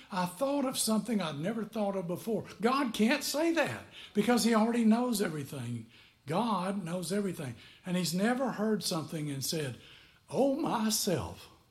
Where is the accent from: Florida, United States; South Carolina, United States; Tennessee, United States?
Tennessee, United States; McMinnville; moved away; also born or lived in Fort Belvoir, Virginia; I'm from McMinnville, Tennessee